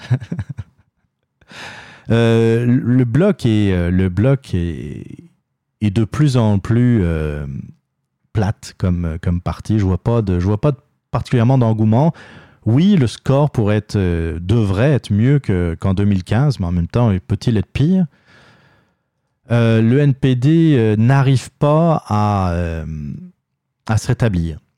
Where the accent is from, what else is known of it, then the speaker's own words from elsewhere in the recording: Quebec, Canada; Puis nous, on est bons, on est des Québécois.